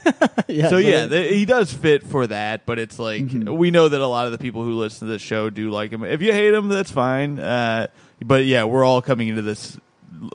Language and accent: English; Bloomington, Indiana, United States; moved away; I said I'm from Indiana